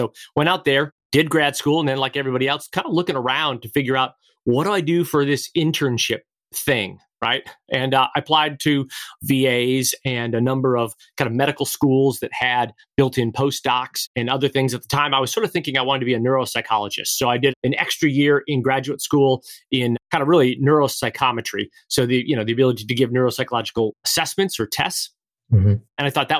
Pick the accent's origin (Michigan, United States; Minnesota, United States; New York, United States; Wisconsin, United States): Michigan, United States; just outside of Detroit; moved away as an adult; also born or lived in Palo Alto, California; I was born and raised just outside of Detroit, Michigan.